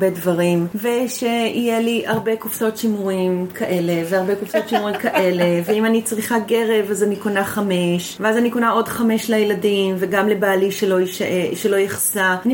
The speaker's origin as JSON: {"language": "Hebrew", "town": "Givat Brenner", "region": "Central District", "country": "Israel", "tie": "born or raised there", "also_born_or_lived": "Netzer Sereni", "said": "שנולדתי בקיבוץ. אוקיי. Okay. נולדתי איזה? בקיבוץ גבעת ברנר"}